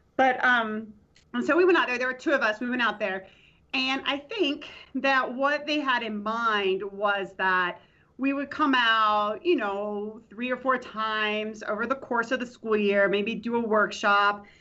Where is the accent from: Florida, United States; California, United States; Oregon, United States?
Florida, United States; Tampa; moved away as an adult; also born or lived in Nashville, Tennessee / Houston, Texas / Laramie, Wyoming; I'm from Tampa, Florida originally. So I went to Hillsborough Community College